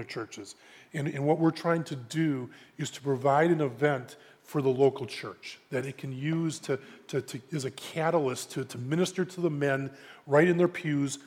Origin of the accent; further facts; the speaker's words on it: Brookfield, Wisconsin, United States; also born or lived in Minneapolis; I grew up in Brookfield. I've been there pretty much my whole life